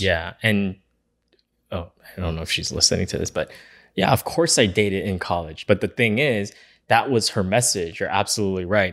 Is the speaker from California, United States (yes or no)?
yes; Los Angeles, California, United States; where we grew up in East Los Angeles